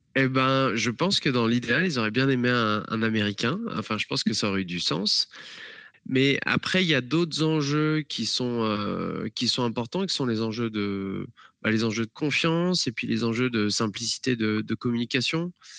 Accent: France; moved away as an adult; now in Atlanta, United States; en tant que Français

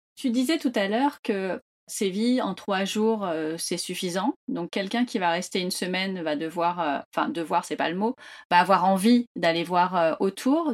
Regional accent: France; en tant que Français

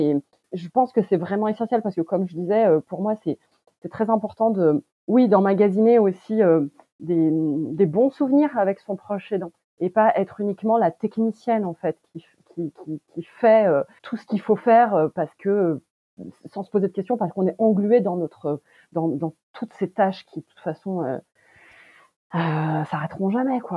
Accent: France; Je suis née en France de parents d'origine turque

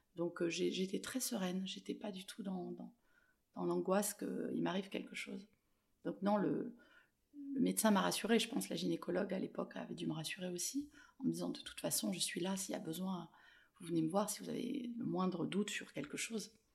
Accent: Toulon, Provence-Alpes-Côte d'Azur, France; moved away; also born or lived in Paris / Marseille; mon retour à Toulon, puisque je suis née ici

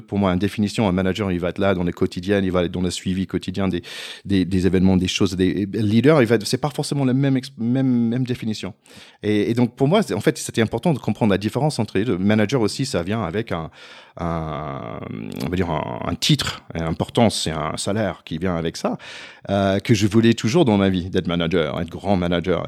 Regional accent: United States; French is a second language; moved away; je suis américain

